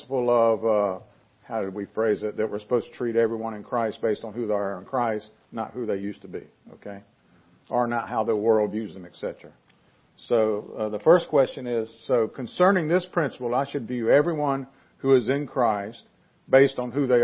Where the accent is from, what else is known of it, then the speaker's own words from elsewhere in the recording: the South, United States; I'm a Southerner